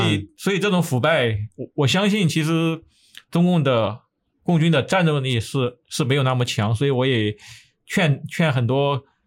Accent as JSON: {"language": "Chinese", "region": "Sichuan", "country": "China", "tie": "born or raised there", "also_born_or_lived": "Taiwan", "moved": "as an adult", "lives_now": "United States", "said": "从地域上来说，我在这个四川出生"}